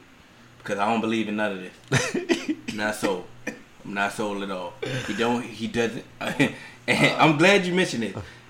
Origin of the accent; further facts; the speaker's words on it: United States; I'm from Portland.